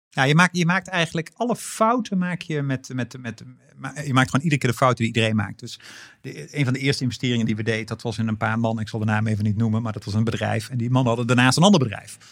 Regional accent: North Brabant, Netherlands; moved away as an adult; also born or lived in Antwerp / Randstad; ik was als Brabander

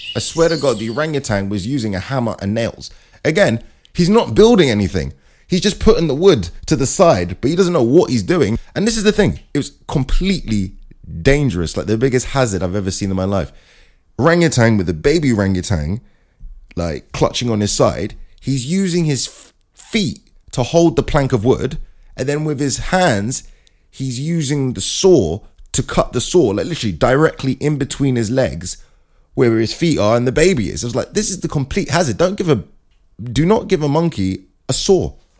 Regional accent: Brooklyn, New York, United States; now in London, United Kingdom; Hey, I'm from Brooklyn

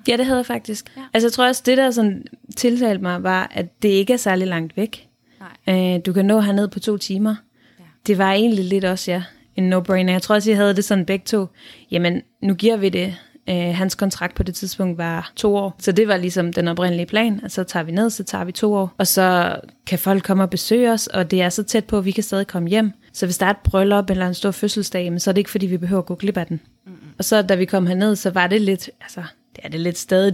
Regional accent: Denmark; moved away as an adult; vi oplever at bo i udlandet som danskere

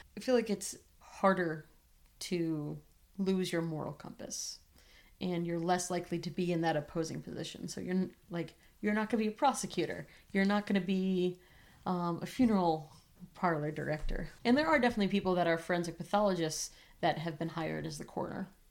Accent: New England, United States; I am from New England and I was very close to Boston

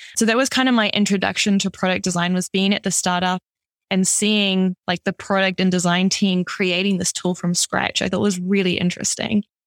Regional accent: New Zealand; also born or lived in Amsterdam; now in Toronto, Canada; originally I'm from New Zealand, so that's where this kind of weird accent is from

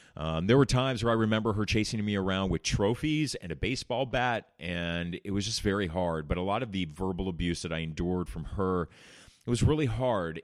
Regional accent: Orange County, California, United States; I remember growing up in Orange County, California

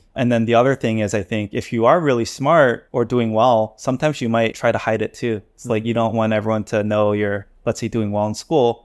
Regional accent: United States; moved away as an adult; now in Korea; as an American

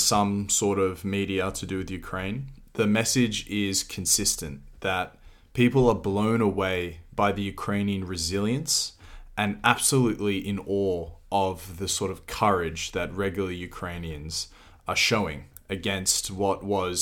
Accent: Australia; as an Australian, my great grandfather served in a war

